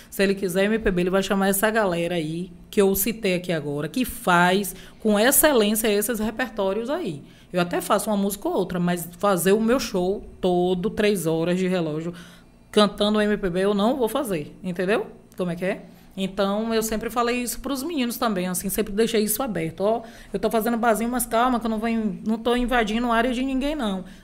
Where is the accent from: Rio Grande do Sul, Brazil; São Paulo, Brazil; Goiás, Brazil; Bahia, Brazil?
Bahia, Brazil; Eu falei, é porque eu sou da Bahia.